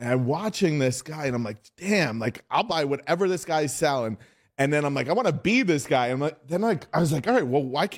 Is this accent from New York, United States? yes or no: yes; New York City, New York, United States; as you said, and I'm from New York City.